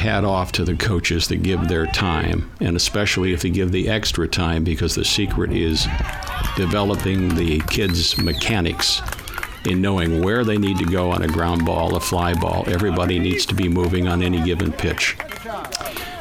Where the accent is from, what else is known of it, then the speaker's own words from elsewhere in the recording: Lorain, Ohio, United States; I was born in Lorain, Ohio, just a little bit left of the stadium, going west